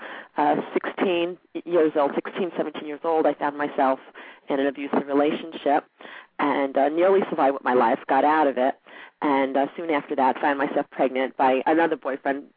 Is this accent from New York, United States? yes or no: yes; New York City, New York, United States; also born or lived in Merrick, Long Island, New York; I lived in Queens until I was 15